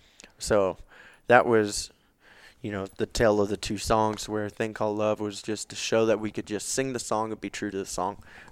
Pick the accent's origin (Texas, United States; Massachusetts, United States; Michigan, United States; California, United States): Texas, United States; Fort Worth; We're both from Fort Worth.